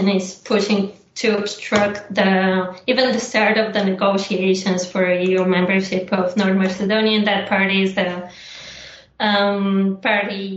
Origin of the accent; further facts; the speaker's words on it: Bulgaria; Even in my hometown, I was at these concerts.